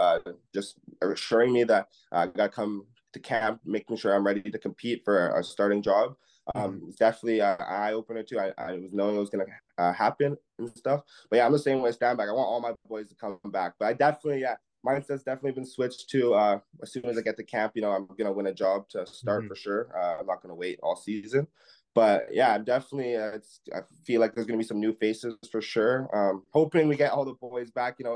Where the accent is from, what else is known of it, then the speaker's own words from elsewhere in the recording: Canada; me being a 22-year-old Canadian